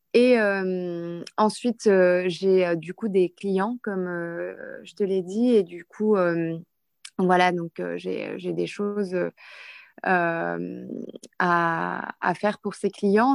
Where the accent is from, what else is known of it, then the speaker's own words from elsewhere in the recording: Lille, Hauts-de-France, France; moved away as an adult; now in Dubai, United Arab Emirates; je suis de Lille, du nord de la France